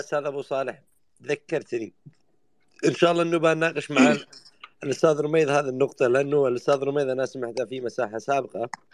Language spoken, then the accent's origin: Arabic; Yemen; عندنا باليمن